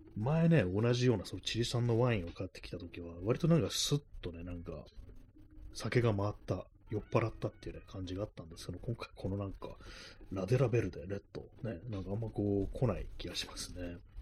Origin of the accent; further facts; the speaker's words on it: Tokyo, Japan; 私も東京の生まれなものですから